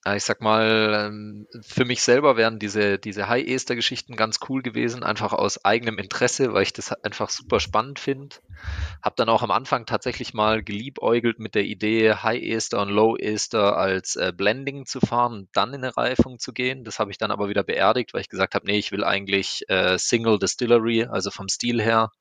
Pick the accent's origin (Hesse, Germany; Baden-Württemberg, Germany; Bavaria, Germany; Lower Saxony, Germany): Baden-Württemberg, Germany; Black Forest; Ich bin im Schwarzwald aufgewachsen